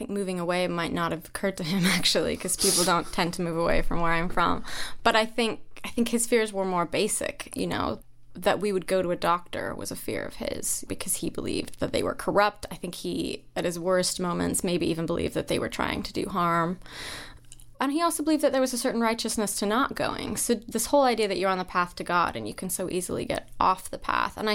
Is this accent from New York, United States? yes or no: no; Idaho, United States; my hometown had 200 people in it. It's this extremely isolated farming community in Idaho.